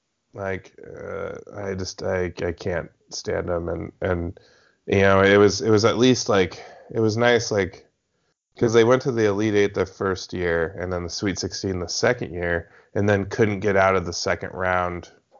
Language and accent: English; Spokane, Washington, United States; I grew up in Spokane, a lot of, like, Gonzaga fans among Cougs